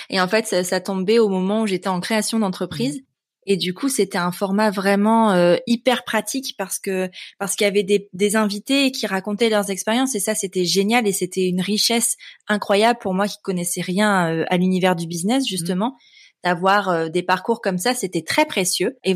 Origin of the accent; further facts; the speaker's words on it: northern France, France; Euh, enfin, je viens du nord de la France